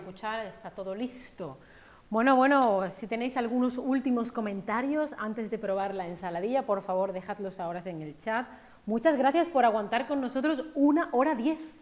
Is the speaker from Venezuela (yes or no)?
no; Spain; los dos somos españoles